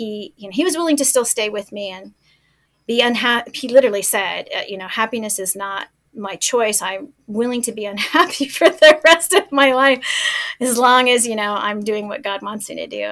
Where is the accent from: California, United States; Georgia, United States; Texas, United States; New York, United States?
Texas, United States; El Paso; moved away as an adult; my hometown in El Paso